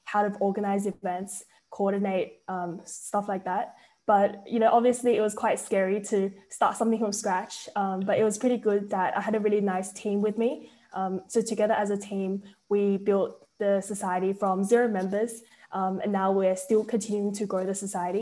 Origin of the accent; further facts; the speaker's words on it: Sydney, New South Wales, Australia; I'm from Sydney, Australia